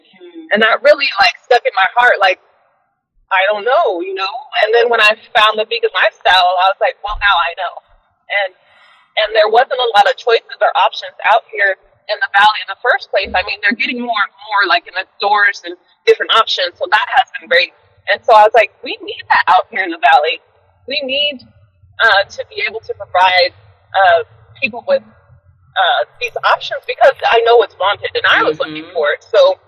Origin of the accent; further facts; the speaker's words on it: Alaska, United States; also born or lived in Kansas City, Missouri / Everett, Washington / Austin, Texas; So I kind of grew up in Alaska. I happened to move to Austin just because my mom and my stepdad, they were down there, and it was culinary school down there.